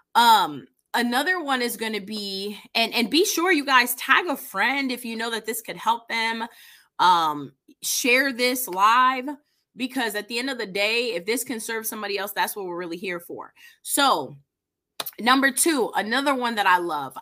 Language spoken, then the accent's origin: English; East Coast, United States; now in Indianapolis, United States; I'm originally from the East Coast